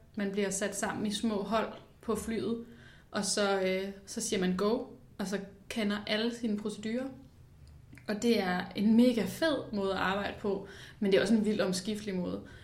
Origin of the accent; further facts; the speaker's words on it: Copenhagen, Capital Region of Denmark, Denmark; jeg er jo født og opvokset i København øh, med min familie, ude i Nordvestkvarteret